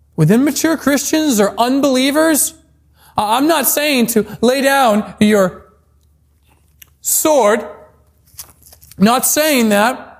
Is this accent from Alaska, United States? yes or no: yes; Alaska, United States; moved away as an adult; I'm back in my home state of Alaska.